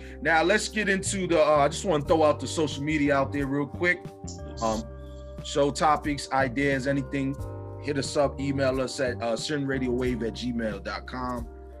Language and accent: English; St. Vincent & Grenadines; Right now, my country, my home country that I come from, St. Vincent and the Grenadines, is experiencing some volcano eruptions.